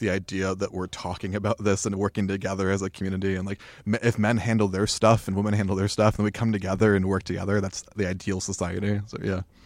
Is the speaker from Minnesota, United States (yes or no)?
no; Tucson, Arizona, United States; in the community that I grew up in Tucson